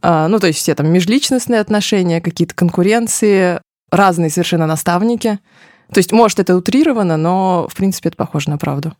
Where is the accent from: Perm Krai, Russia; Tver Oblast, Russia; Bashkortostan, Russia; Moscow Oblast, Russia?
Bashkortostan, Russia; Ufa; Я родилась в Уфе